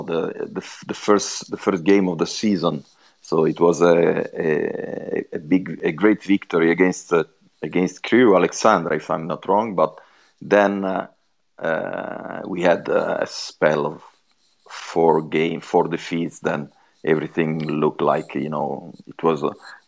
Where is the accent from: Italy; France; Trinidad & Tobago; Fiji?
Italy; Genoa, Liguria; English is a second language; also born or lived in Swindon; at the moment I'm in my hometown in Genoa